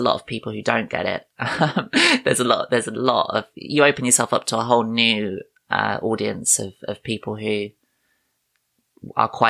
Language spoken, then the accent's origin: English; United Kingdom; I am a comedian from the United Kingdom